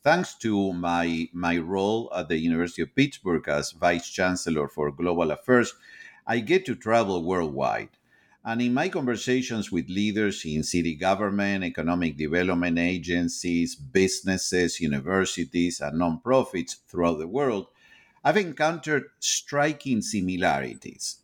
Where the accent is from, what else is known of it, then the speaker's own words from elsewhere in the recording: Argentina; moved away as an adult; now in United States; I am originally from Argentina.